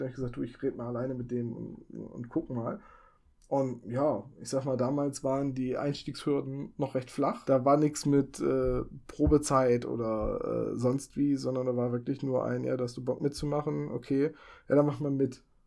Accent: Bremen, Germany; also born or lived in Oldenburg; weil ich von Oldenburg nach dem Studium zurückgezogen bin in meine Heimat nach Bremen

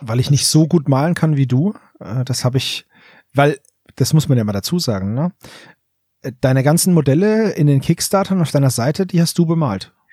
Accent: Franconia, Bavaria, Germany; ein Fellow Franconian

